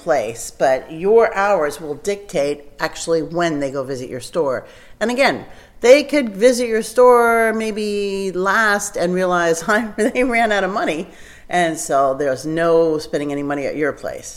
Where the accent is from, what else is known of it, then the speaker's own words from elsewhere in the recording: New Jersey, United States; moved away as an adult; also born or lived in Colorado; I grew up in New Jersey